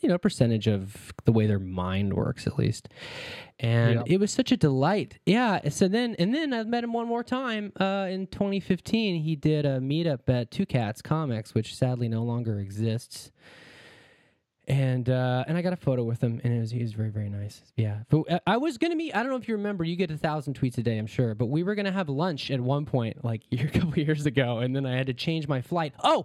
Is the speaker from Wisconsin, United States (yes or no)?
yes; Wisconsin, United States; moved away as an adult; also born or lived in East Bay, California; now in Hawaii, United States; I bounced back and forth between California and Wisconsin. Most of my formative years were in Wisconsin.